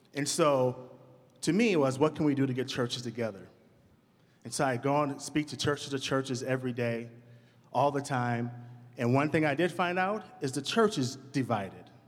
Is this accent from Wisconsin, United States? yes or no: yes; Madison, Wisconsin, United States; I'm from Madison. I grew up on the north side of town.